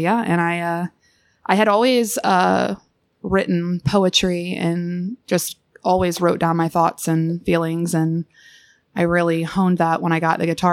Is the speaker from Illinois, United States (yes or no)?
yes; Southern Illinois, United States; I'm from Southern Illinois